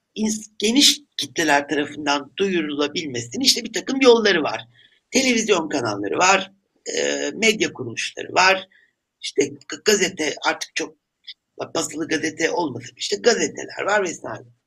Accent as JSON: {"language": "Turkish", "country": "Turkey", "said": "ben bir Türk olarak"}